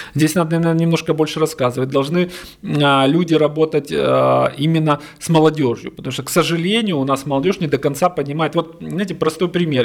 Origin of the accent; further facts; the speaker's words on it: Crimea, Ukraine; я, допустим, крымчанин, родился в Крыму